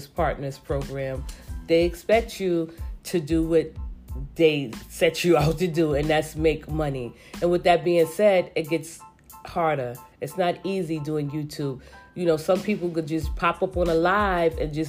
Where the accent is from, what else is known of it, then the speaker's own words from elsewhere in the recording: New York City, New York, United States; I am from New York City, but I am from the Bronx.